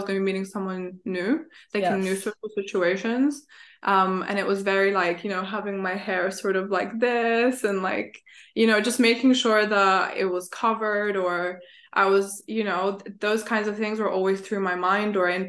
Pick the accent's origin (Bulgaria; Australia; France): Bulgaria; moved away; I'm back home because I'm originally from Bulgaria. So like I go back